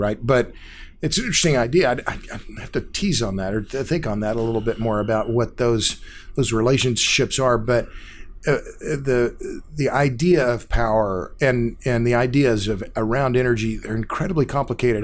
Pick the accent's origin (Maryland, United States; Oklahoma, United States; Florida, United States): Oklahoma, United States; Tulsa; I grew up in Tulsa. It's my hometown.